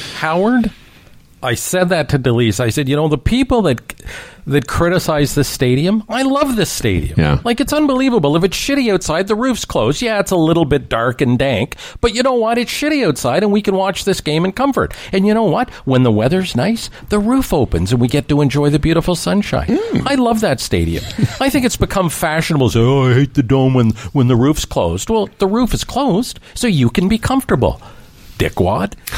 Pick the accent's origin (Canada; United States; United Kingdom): Canada; as a Canadian